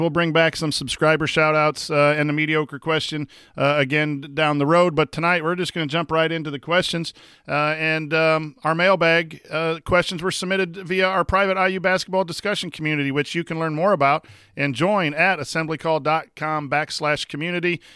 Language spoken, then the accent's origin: English; La Porte, Indiana, United States; Laporte, my hometown